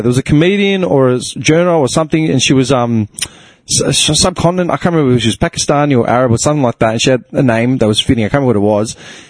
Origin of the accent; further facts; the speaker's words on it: Clayton, Victoria, Australia; I grew up in Clayton.